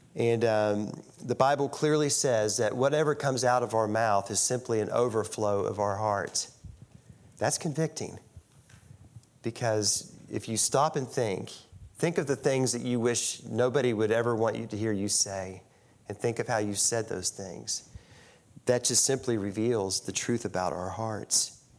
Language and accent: English; St. Albans, West Virginia, United States; also born or lived in Ona, West Virginia; I grew up in St. Albans, West Virginia.